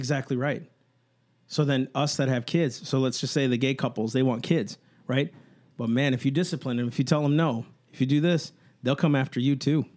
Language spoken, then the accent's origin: English; United States